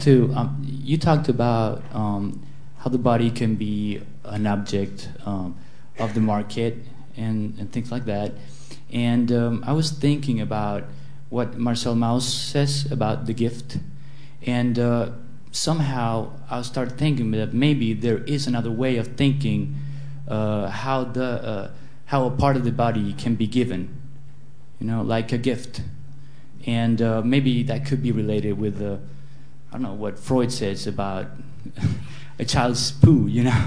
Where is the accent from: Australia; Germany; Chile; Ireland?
Chile; moved away as an adult; now in London, United Kingdom; I'm from Chile, and uh, I'm studying a master in sociology here at LSE